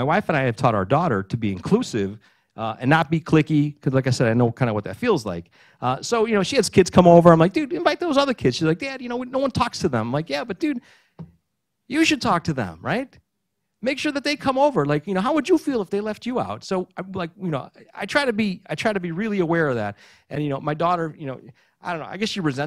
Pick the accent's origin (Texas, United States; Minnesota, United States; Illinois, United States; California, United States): California, United States; Burbank; first language Greek; English is a second language; also born or lived in Maryland; growing up in Burbank